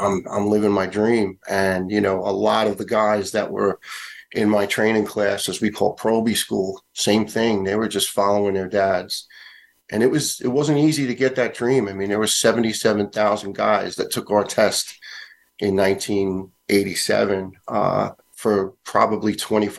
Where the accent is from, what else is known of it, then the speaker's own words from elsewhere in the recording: New York City, New York, United States; the young guys I grew up with in Staten Island